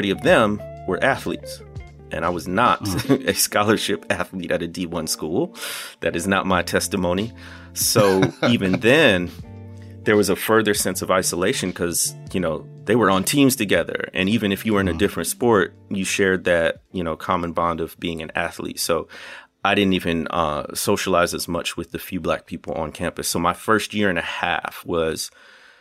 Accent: Illinois, United States; moved away as an adult; also born or lived in Arkansas Delta; now in Arkansas, United States; I grew up in Illinois, and it's about 30 minutes from Kenosha, Wisconsin, solidly in the Midwest, and that's where I was born and raised

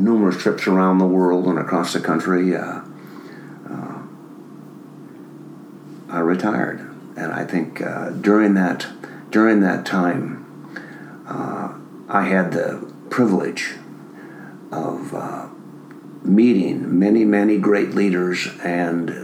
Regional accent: Minnesota, United States; moved away as an adult; I grew up in Minnesota in a family of six children

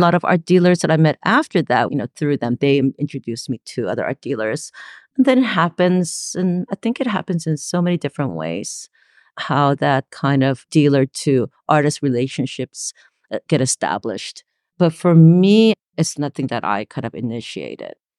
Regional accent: Los Angeles, California, United States; also born or lived in Gwangju, South Korea; I was born in Gwangju, South Korea, and I was eight when my family immigrated to Los Angeles. Uh, this is the late seventies, so I grew up in L A.

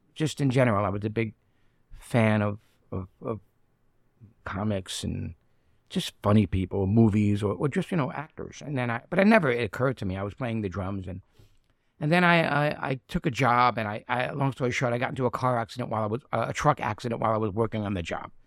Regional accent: New York City, New York, United States; also born or lived in Bensonhurst, Brooklyn; it was Red Hook, you know, or South Brooklyn when I grew up

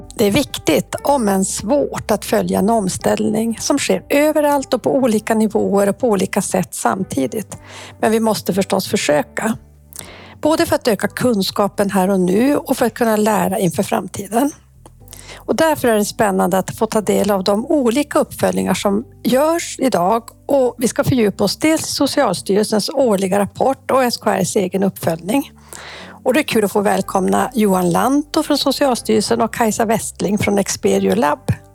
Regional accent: Kiruna, Norrbotten County, Sweden; jag är ju också född i Kiruna

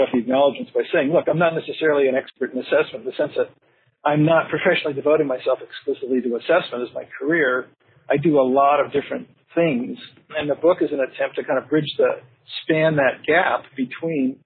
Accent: Santa Cruz, California, United States; moved away as an adult; also born or lived in Berkeley, California / Colorado; now in Oregon, United States; I grew up down in Santa Cruz

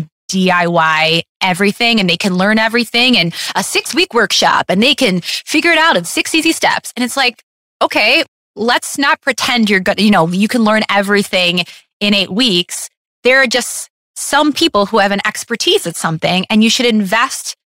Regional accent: Detroit, Michigan, United States; I'm from Detroit

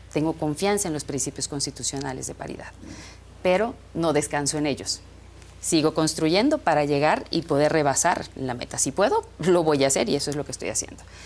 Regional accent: Tizimín, Yucatán, Mexico; now in Mérida, Mexico; crecí en Tizimín, ahora y media de Mérida

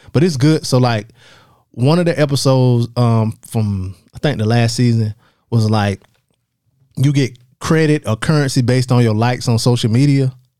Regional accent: the South, United States; accent: Southern; people know I'm from the South when I talk

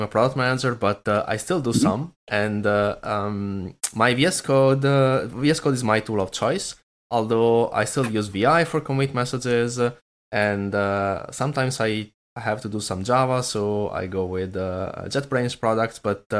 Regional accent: Italy; also born or lived in Florida; now in Berlin, Germany; I'm Italian.

